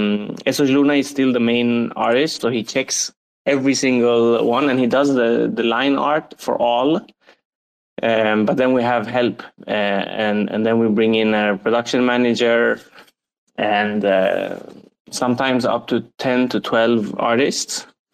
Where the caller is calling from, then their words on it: Sweden; English is a second language; I'm in Sweden, but I've been working a bit on and off and traveling a lot.